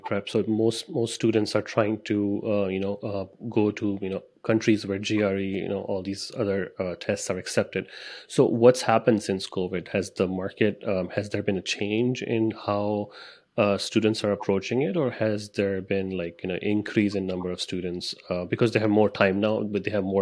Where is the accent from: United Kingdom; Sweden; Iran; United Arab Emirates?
United Arab Emirates; Dubai; moved away as an adult; I grew up in Dubai.